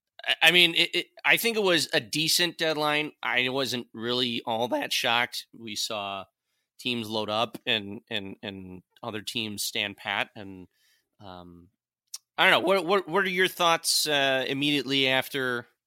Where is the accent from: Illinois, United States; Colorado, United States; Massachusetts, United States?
Illinois, United States; Chicago; born there; moved away; also born or lived in Detroit; I was born in Chicago. I moved to Detroit in 97, so I was through the Chelios and Roenick years and stuff.